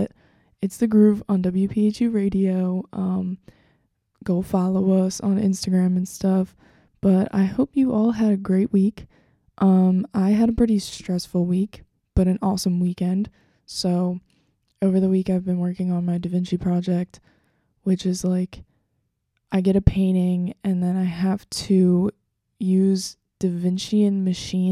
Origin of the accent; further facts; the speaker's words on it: Delaware County, Pennsylvania, United States; they're from Delaware County. And that's where I'm from